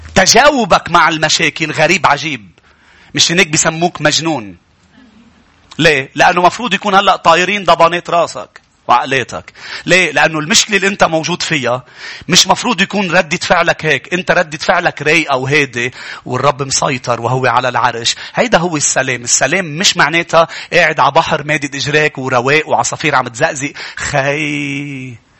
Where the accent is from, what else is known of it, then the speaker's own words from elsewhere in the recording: Lebanon; بلدنا لبنان